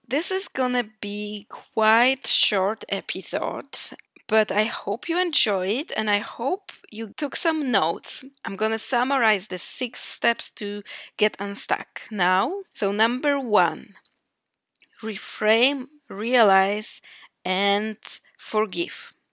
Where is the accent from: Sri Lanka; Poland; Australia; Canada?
Poland; moved away as an adult; now in Iceland; I am from Poland.